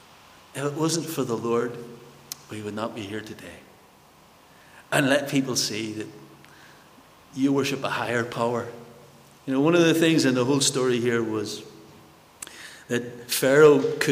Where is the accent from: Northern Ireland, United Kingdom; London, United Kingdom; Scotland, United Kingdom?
Northern Ireland, United Kingdom; Belfast; Growing up in North Belfast, many of my friends died during the paramilitaries, during the times